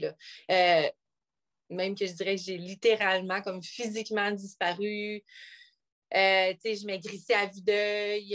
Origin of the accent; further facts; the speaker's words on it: North Shore of Montreal, Quebec, Canada; now in Bromont, Canada; je viens de la nord de Montréal. Euh, j'ai grandi là pendant 25 ans à Pantigny